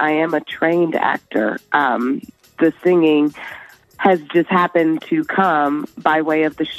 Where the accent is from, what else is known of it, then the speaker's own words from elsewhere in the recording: Detroit, Michigan, United States; moved away as an adult; also born or lived in Los Angeles; I went to Wayne State in my hometown of Detroit, Michigan.